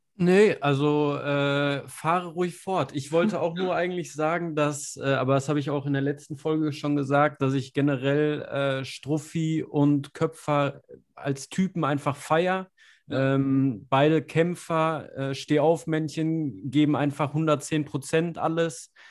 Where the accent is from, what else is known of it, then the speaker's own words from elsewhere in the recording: Germany; als Deutscher